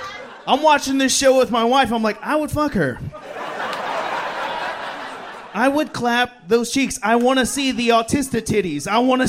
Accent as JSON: {"language": "English", "country": "Philippines", "said": "No, I'm Filipino. I'm a water Mexican."}